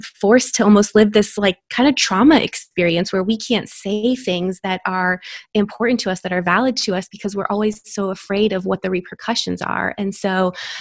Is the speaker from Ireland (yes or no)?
no; Florida, United States; now in Texas, United States; I am a board certified OBGYN in Texas, but I was born and raised in Florida